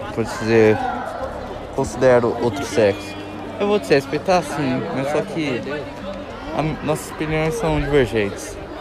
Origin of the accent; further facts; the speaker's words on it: Brazil; Eu nasci no Brasil